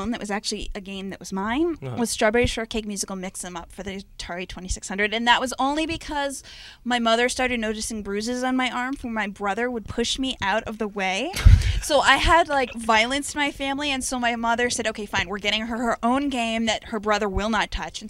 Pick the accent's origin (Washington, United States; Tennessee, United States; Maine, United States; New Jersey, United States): Maine, United States; also born or lived in New York; Originally, I'm from Maine, but I lived in New York for 6 years.